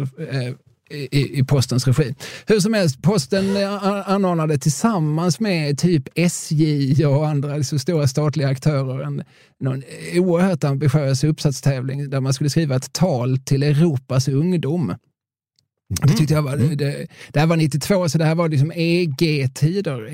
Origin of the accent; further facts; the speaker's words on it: Eslöv, Skåne, Sweden; jag är från Eslöv.